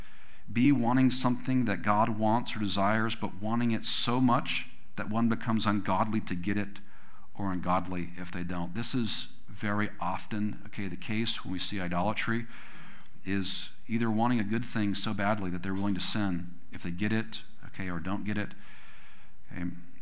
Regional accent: California, United States; You know, we came from California, which we thought we were gonna be able to afford a home when we were 50s or 60s or something like that.

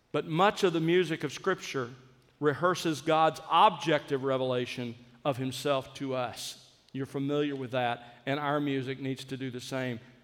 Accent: South Alabama, United States; I grew up in South Alabama

